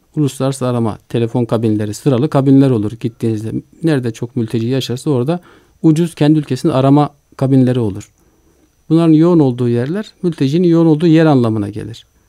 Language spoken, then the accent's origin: Turkish; Turkey; biz Türkiye'liler olarak